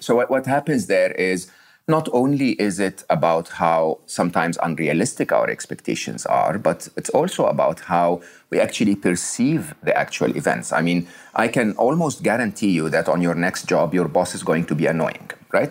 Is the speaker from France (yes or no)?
no; Egypt; I was born in Egypt. I was raised in Egypt, uh, uh educated in public schools in Egypt.